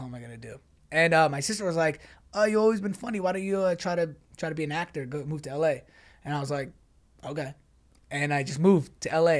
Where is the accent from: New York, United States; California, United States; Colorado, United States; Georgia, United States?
New York, United States; moved away as an adult; also born or lived in Dallas, Texas; Born and raised in New York, um, went to S M U, Dallas, Texas, played there for four years